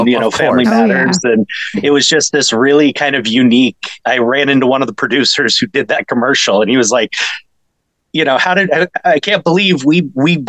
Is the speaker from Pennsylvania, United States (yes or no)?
no; West Covina, California, United States; also born or lived in Alhambra, California / Azusa, California; I grew up in West Covina and Alhambra and Azusa